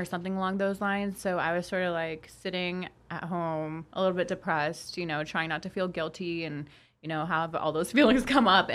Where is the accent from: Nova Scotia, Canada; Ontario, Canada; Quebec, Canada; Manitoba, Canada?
Ontario, Canada; Toronto; first language Polish; English is a second language; we have such a huge community of Polish people in Toronto that my first language was Polish, and I, like, learned English at the age of 4